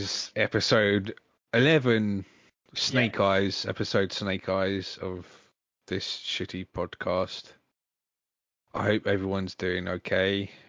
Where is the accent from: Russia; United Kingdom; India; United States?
United Kingdom; England; I'm English.